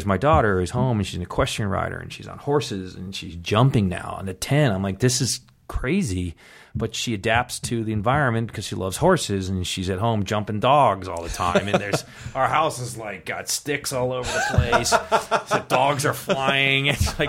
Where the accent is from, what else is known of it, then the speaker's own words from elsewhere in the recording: East Coast, United States; You know, like growing up in the East Coast, the winters, how tough it is, carrying your backpack full of books, you know, all boys school.